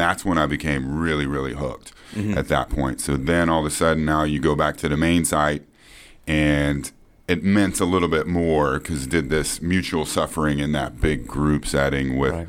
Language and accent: English; Fort Worth, Texas, United States; Fort Worth, Texas. Yeah, Fort Worth, Texas. My family still lives in the house that I was born in.